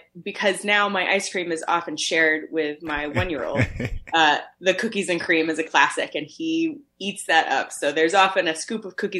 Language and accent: English; St. Louis, Missouri, United States; moved away as an adult; now in Maine, United States; I'm from St. Louis, Missouri.